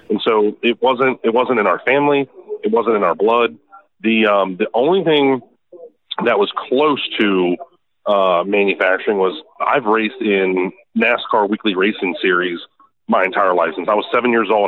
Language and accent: English; Annapolis, Maryland, United States; we're from Maryland, uh, Annapolis, Maryland, right by the Naval Academy